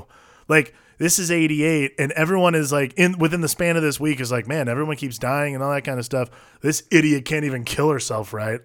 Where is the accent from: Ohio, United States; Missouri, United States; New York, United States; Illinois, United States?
Ohio, United States; moved away; growing up in Ohio